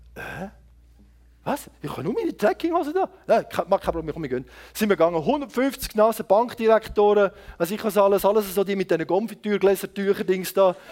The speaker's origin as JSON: {"language": "German", "country": "Switzerland"}